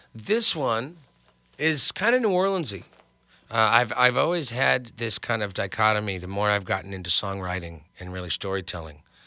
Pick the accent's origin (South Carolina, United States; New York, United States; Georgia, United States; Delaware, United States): New York, United States; Hartsdale; now in Los Angeles, United States; I grew up in New York. I was in the suburbs of New York, in Westchester